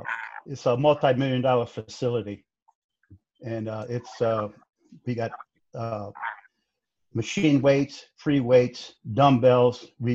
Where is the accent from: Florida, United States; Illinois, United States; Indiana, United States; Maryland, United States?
Indiana, United States; East Chicago; I was born and raised in East Chicago my whole life.